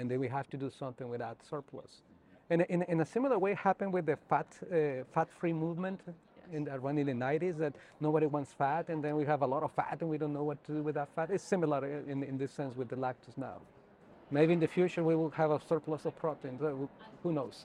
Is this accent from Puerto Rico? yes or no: no; northern Mexico, Mexico; moved away as an adult; also born or lived in Alberta, Canada / Ohio / South Dakota; now in New Mexico, United States; I born and grew up in north part of Mexico, just right at the border between Mexico and Texas